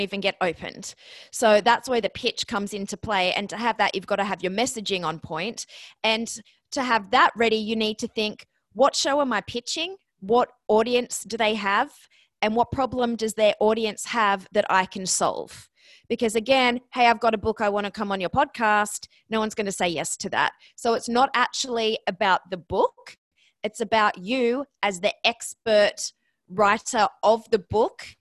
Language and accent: English; Australia; moved away as an adult; also born or lived in Ohio, United States; now in New York, United States; I'm Australian. That's where the accent comes from. I'm in New York right now